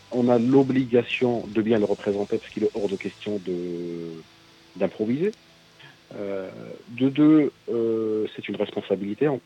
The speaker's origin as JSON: {"language": "French", "country": "Algeria", "said": "En tant qu'Algérien, par exemple, Nord-Africain, Algérien, on explique à travers certains personnages qui nous sommes"}